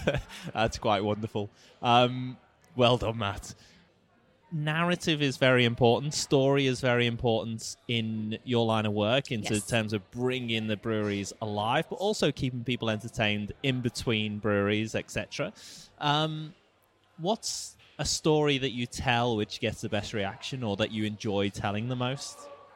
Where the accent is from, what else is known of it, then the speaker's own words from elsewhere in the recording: England, United Kingdom; As an Englishman, I'd never know what that felt like.